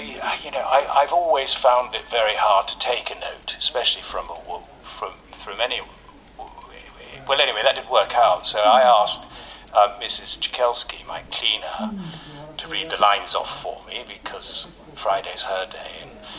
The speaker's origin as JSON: {"language": "English", "town": "Ealing", "region": "London", "country": "United Kingdom", "tie": "born there", "said": "I was born in Ealing, you know. I know how to do a London accent."}